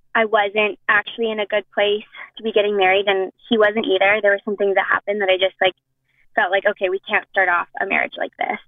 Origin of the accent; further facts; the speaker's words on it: Edmonton, Alberta, Canada; I'm from Edmonton